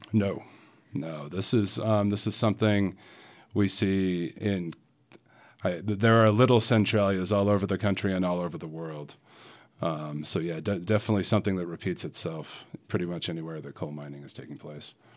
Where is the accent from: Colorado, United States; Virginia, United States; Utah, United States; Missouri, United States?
Utah, United States; Salt Lake City; moved away as an adult; now in Featherston, New Zealand; born and bred in Salt Lake City, Utah. Um, now living in uh, Featherston, New Zealand